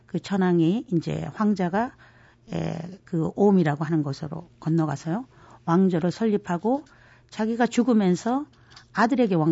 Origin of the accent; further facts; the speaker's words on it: South Korea; 사실 한국인으로서